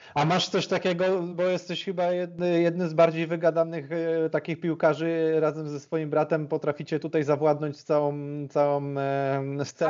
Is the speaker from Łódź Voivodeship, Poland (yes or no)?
yes; Łask, Łódź Voivodeship, Poland; z mojego miasta, z Łasku, bo ja pochodzę z Łasku